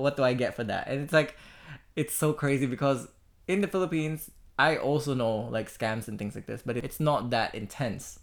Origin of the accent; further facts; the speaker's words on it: Australia; as an Australian